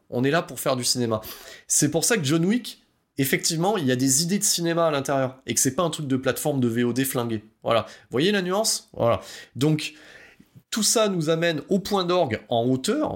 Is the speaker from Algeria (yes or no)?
no; France; on est français